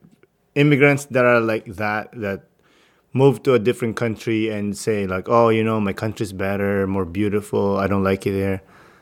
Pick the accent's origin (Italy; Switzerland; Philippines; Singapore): Philippines; now in Canada; I'm Filipino-Canadian. You know, like, mm-hmm. I could be I'm from the Philippines. And I am also a Canadian.